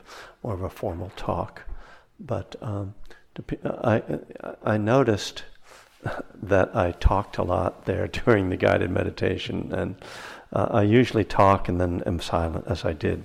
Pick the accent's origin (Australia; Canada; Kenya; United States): United States; East Coast; now in Berkeley, United States; I'm from the East Coast originally. I live in Northern California in Berkeley